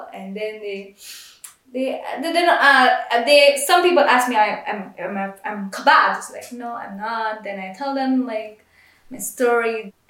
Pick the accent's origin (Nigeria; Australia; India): India; now in Israel; Just, they're just curious about me being an Indian Jew, and they want to know about me. So, like, I tell them about my history.